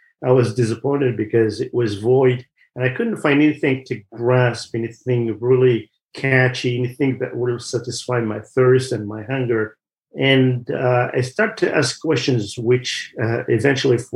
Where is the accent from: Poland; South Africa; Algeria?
Algeria; Kabylie; moved away; I grew up in Algeria in one of the regions called the Kabylie region